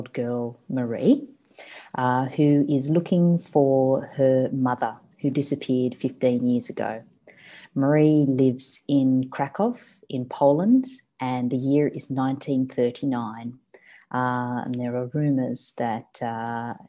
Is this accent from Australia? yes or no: yes; Sydney, New South Wales, Australia; moved away as an adult; now in Melbourne, Australia; I grew up in Sydney in the suburb of Cronulla, and I moved to Melbourne about 5 years ago